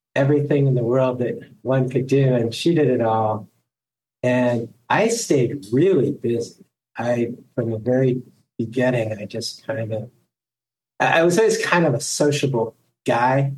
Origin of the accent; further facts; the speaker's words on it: Ohio, United States; I went to work for a local attorney here in my hometown